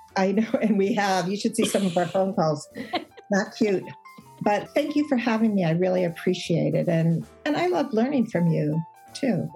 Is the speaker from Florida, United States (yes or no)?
no; Chicago, Illinois, United States; moved away as an adult; now in California, United States; I'm from Chicago, but now we we're in California